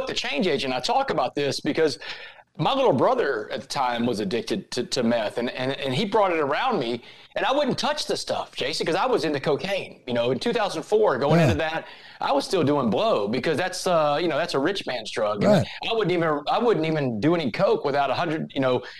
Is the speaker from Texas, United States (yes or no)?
yes; Port Arthur, Texas, United States; I grew up in Port Arthur, Texas, a little blue-collar town, a little refinery town in southeast Texas